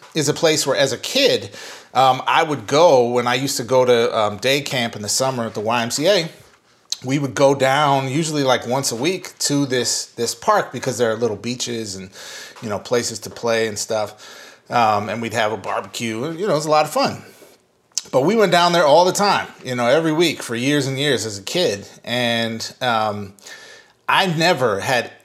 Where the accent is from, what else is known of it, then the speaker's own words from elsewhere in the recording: St. Paul, Minnesota, United States; moved away; I'm from Minnesota, from St. Paul, Minnesota, Twin Cities area